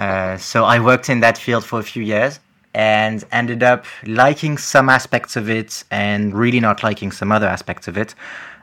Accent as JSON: {"language": "English", "country": "France", "accent": "French", "second_language": "English", "said": "some people like end up thinking I'm Canadian somehow because apparently it's the right mix, but yeah, it's just a bit confusing for people, and you know, some of them do expect a thicker French accent when they listen to me."}